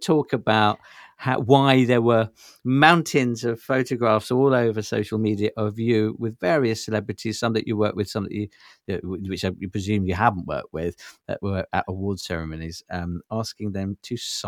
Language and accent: English; London, United Kingdom; I think I was spoiled growing up in Soho when I was younger